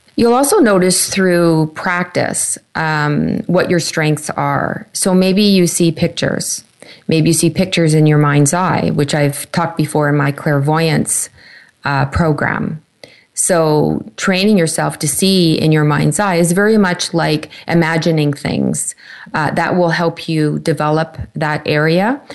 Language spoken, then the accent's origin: English; Canada; my home country, Canada